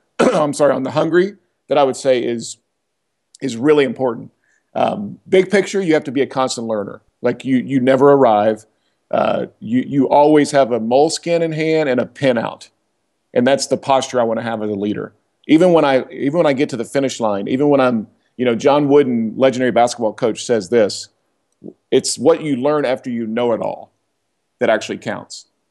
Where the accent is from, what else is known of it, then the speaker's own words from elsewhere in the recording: Oklahoma, United States; now in Atlanta, United States; I grew up in Oklahoma.